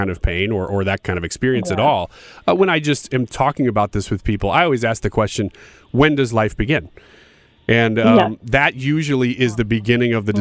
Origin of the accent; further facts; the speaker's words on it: Illinois, United States; I'm from Illinois, even though I broadcast here in St. Louis. I live in Illinois